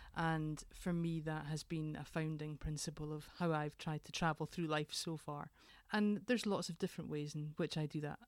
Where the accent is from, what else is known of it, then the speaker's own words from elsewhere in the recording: Edinburgh, Scotland, United Kingdom; I am from Edinburgh originally, and I was adopted as a very small baby